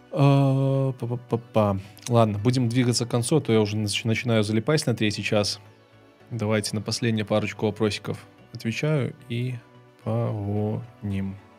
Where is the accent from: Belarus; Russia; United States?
Belarus; moved away as an adult; also born or lived in Kyiv; Я белорус, и я хочу записывать ролики на белорусском языке